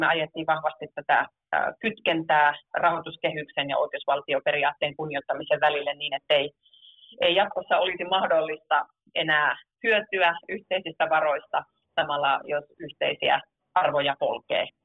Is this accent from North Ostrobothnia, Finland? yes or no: yes; Oulu, North Ostrobothnia, Finland; oman kotikaupunkini sanomalehti Kalevasta